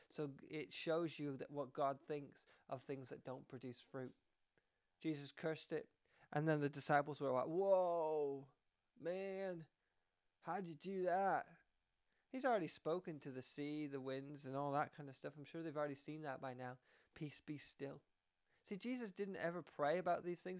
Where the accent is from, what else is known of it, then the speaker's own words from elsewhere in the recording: Canada; I am Canadian